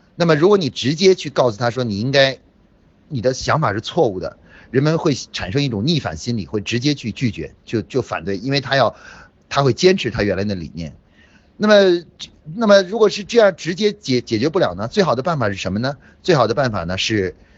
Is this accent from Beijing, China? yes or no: yes; Beijing, China; 我是北京的同学，啊，我是生物系的